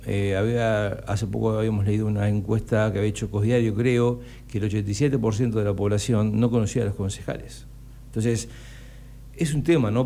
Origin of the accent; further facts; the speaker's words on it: Necochea, Buenos Aires Province, Argentina; moved away as an adult; also born or lived in La Matanza; cuando yo vengo vuelvo a Necochea eh, en el 2006 y me hago cargo del servicio de oncología, comencé a, a desandar otra realidad en mi pueblo en Necochea